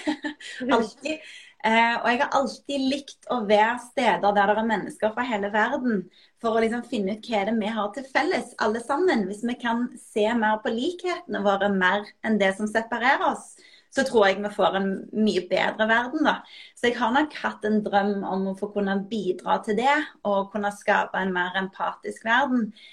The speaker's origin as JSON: {"language": "Norwegian", "country": "Norway", "said": "jeg er jo norsk, så jeg, jeg, har jo ikke engelsk som morsmål"}